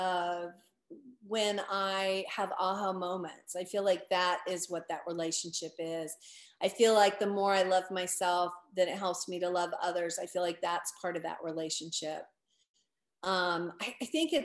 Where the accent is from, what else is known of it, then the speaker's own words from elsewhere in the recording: United States; I grew up in America and I grew up in the Christian faith